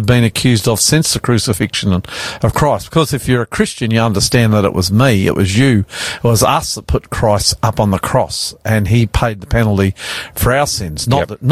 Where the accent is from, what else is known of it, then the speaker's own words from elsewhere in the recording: Australia; I'm …